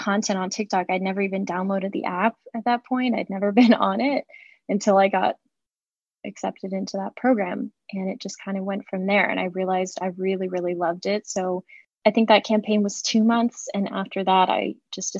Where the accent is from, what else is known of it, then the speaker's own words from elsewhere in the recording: St. Augustine, Florida, United States; I grew up in St. Augustine, Florida